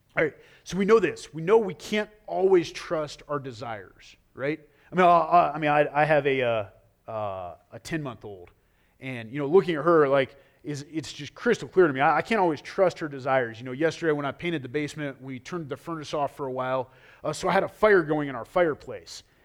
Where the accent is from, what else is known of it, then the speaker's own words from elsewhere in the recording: United States; I am proud to be an American.